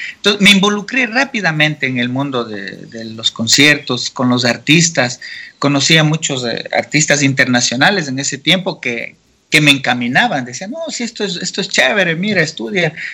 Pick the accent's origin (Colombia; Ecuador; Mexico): Ecuador; Santo Domingo, Santo Domingo de los Tsáchilas; also born or lived in Quito; yo soy nacido y criado en Santo Domingo de los Colorados, provincia Sáchila